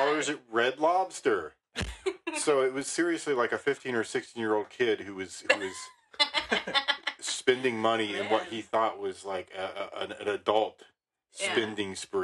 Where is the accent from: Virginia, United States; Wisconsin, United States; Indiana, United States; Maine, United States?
Maine, United States; I was born in Maine